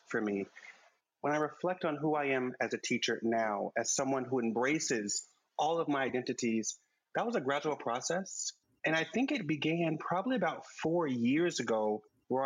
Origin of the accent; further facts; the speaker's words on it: Oklahoma City, Oklahoma, United States; now in New York City, United States; I grew up in Oklahoma City.